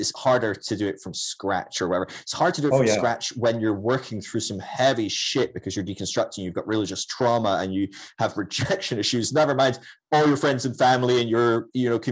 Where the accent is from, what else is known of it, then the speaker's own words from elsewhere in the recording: Scotland, United Kingdom; I'm Scottish